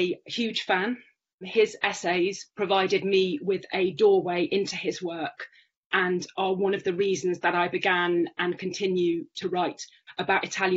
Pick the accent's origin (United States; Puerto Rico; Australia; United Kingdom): United Kingdom; now in Rome, Italy; I was born near London.